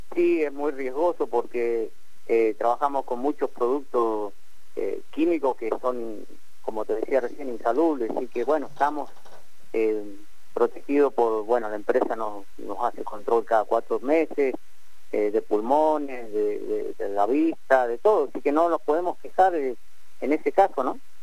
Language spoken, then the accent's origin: Spanish; Mendoza, Argentina; moved away as an adult; now in Rincón de los Sauces, Argentina; yo soy nacido en Mendoza